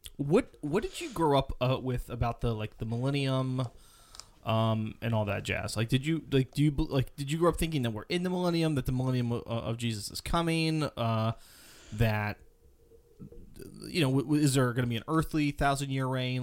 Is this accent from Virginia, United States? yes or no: yes; Charlottesville, Virginia, United States; I was born in Charlottesville with, uh, Virginia